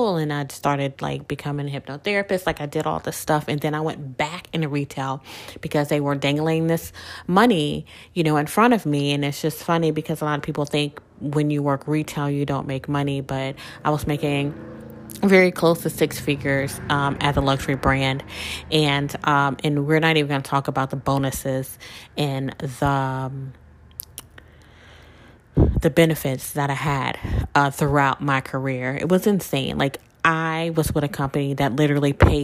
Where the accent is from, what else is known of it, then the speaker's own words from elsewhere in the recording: Mississippi, United States; now in Louisiana, United States; I'm originally from Mississippi, but Louisiana is where my work history, my adult life has been